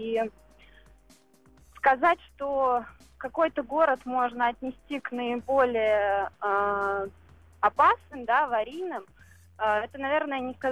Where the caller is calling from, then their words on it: Moscow, Russia; я вам звоню из Москвы.